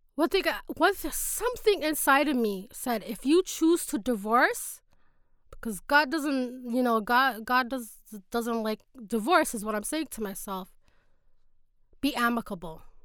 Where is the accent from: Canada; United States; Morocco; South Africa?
Canada; Toronto, Ontario; from Toronto